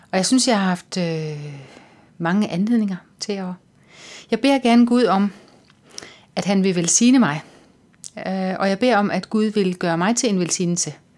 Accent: Lolland-Falster, Zealand, Denmark; now in Copenhagen, Denmark; Jeg kommer fra Lolland Falster

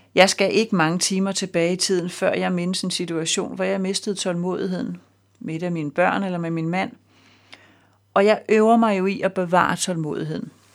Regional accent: Denmark; som dansker og med fast job og hus med realkreditlån

